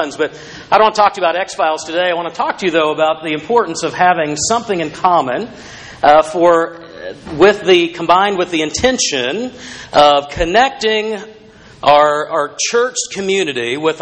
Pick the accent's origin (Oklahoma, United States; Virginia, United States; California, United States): Oklahoma, United States; moved away; my home state of Oklahoma